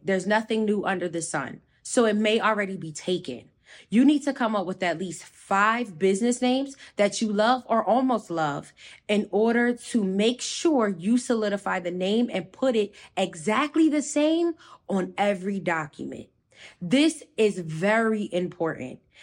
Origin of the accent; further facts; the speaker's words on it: New Jersey, United States; I'm from Jersey